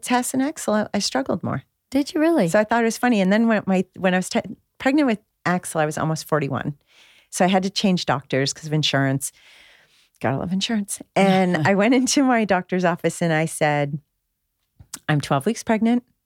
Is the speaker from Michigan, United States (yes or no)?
yes; just outside of Detroit, Michigan, United States; now in California, United States; I grew up in Michigan, right? In just outside of Detroit.